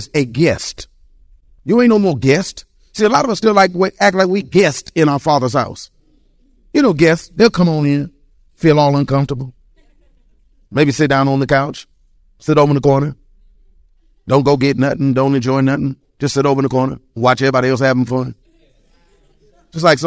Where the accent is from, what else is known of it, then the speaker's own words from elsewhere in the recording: Detroit, Michigan, United States; I was born and raised in Detroit, Michigan. I can talk about the east side